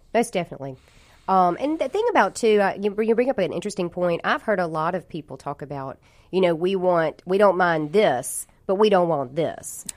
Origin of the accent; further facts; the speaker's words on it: Jackson, Mississippi, United States; I'm born and raised here in this area. I was I grew up in Jackson